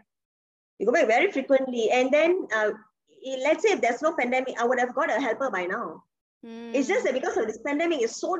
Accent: Penang, Malaysia; born or raised there; moved away

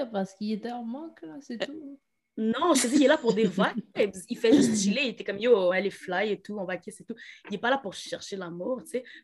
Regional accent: Quebec, Canada; je suis québécoise

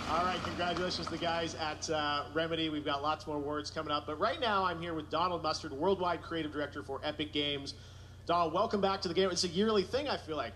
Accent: Canada; my home country of Canada

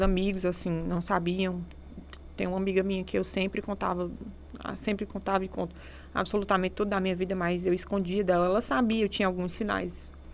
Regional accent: Serra da Ibiapaba, interior of Ceará, Brazil; moved away; Sou do interior do, de, de, do Ceará, da Serra da Ibiapaba

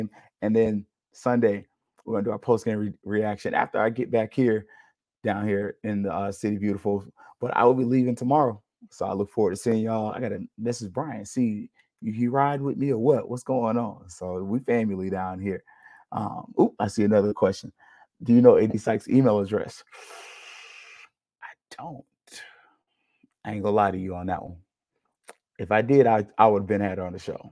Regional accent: Tallahassee, Florida, United States; my hometown and your state capital if you're from Florida, Tallahassee, Florida

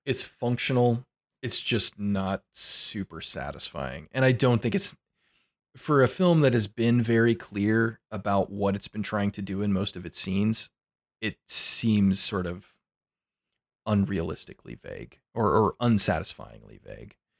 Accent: United States; I'm an American.

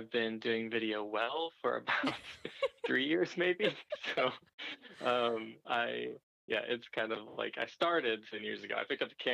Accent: Murfreesboro, Tennessee, United States; also born or lived in Nashville; I'm from Nashville. I'm from Murfreesboro

